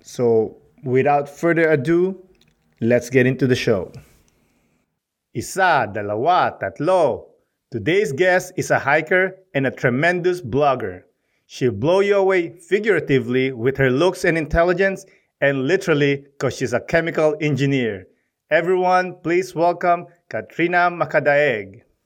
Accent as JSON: {"language": "English", "country": "Philippines", "moved": "yes", "lives_now": "Canada", "said": "I'm proud of being Filipino."}